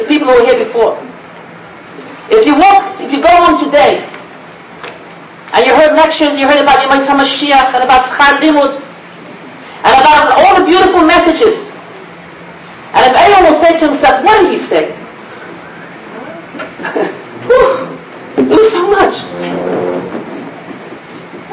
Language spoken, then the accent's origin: English; United States; I'm an American boy